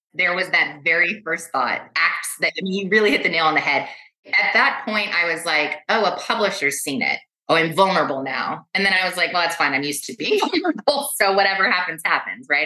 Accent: Los Angeles, California, United States; I was born and raised in West Los Angeles

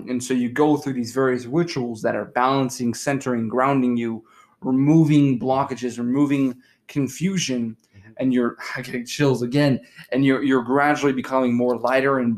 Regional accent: United States; as Americans, people growing up in the West

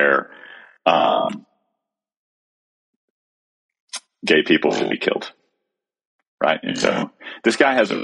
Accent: Texas, United States; me as a Texan

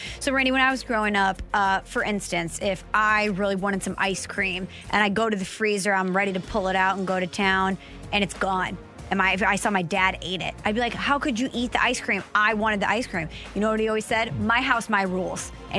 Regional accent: St. Louis, Missouri, United States; my dad is from the St. Louis area. My mom is from New Jersey. I grew up in the St. Louis area. Just because my mom is from New Jersey, I did not grow up a Yankee fan here in St. Louis.

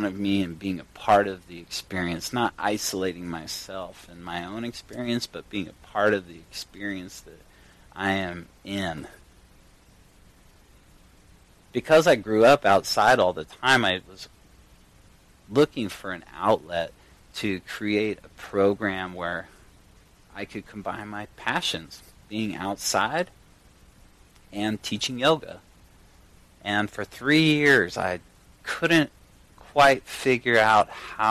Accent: Durango, Colorado, United States; I grew up in Colorado, a little town called Durango

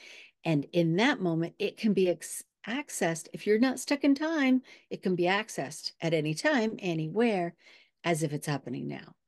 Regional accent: California, United States; I grew up in Southern California after years old.

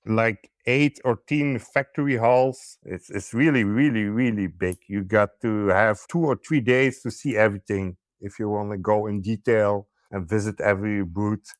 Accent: Belgium; I'm from Belgium.

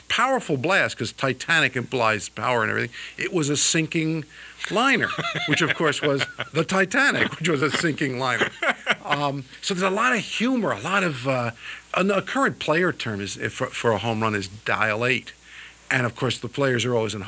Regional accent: New York, United States; I grew up in New York

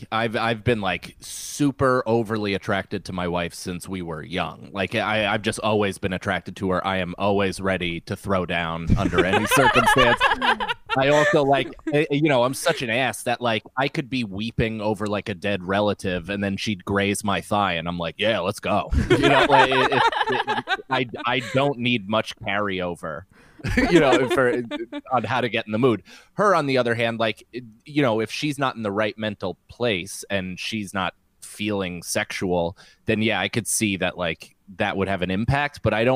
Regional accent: New York, United States; I mean, that's that's what being a New Yorker is, I feel like, is being comfortable crying in front of thousands of people.

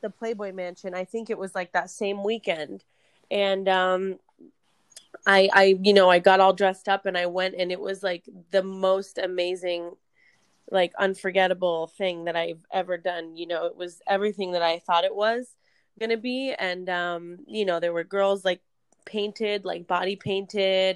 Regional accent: Florida, United States; moved away as an adult; also born or lived in New Jersey / California; now in Las Vegas, United States; I'm actually originally from New Jersey. I grew up in Florida

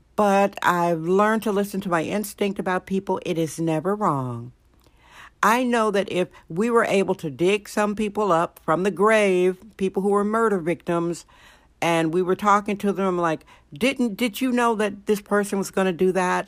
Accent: Wisconsin, United States; now in San Francisco, United States; Wisconsin, my home state, Wisconsin.

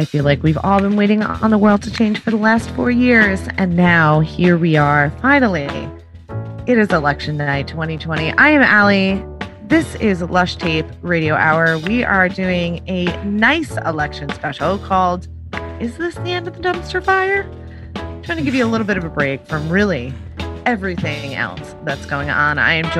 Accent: New York, United States; I grew up on Long Island. New York Congressional District 1 was my home turf.

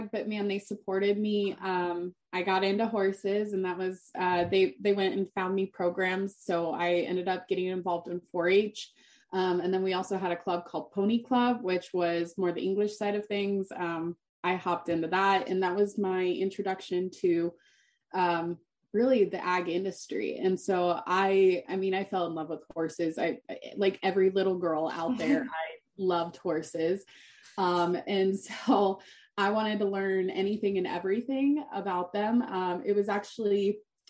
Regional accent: Steamboat Springs, Colorado, United States; I grew up in Steamboat Springs, Colorado

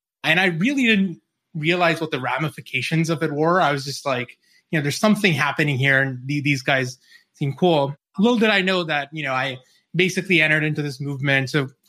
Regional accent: New Zealand; moved away as an adult; now in United States; Yeah, so I grew up in New Zealand. I've lost the accent now. I moved over to the States when I was 22.

